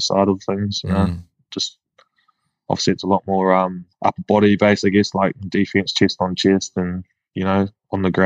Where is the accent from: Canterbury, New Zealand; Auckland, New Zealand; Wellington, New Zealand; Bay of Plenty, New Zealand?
Auckland, New Zealand; Whangaparaoa; also born or lived in North Shore, Auckland; I grew up in Whangapoa, so like about 40 minutes north of Auckland, the Hibiscus Coast